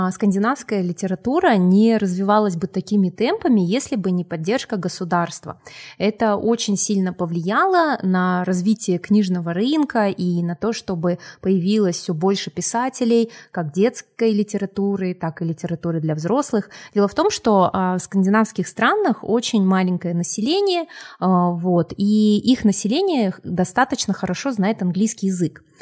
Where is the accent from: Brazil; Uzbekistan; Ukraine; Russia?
Russia; Republic of Karelia; born there; потому что я родилась в Карелии, а, вот, и выросла на корейских и скандинавских сказках.